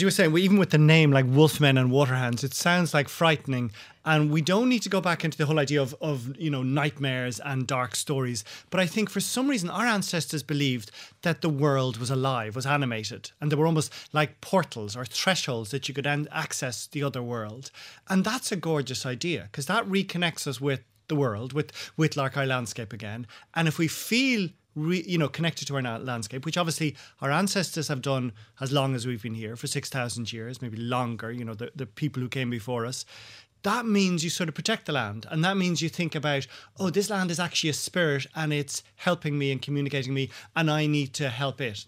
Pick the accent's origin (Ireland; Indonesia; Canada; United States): Ireland; Dublin, Leinster; also born or lived in West Kerry; I was brought up in Donnybrook, educated by Jesuits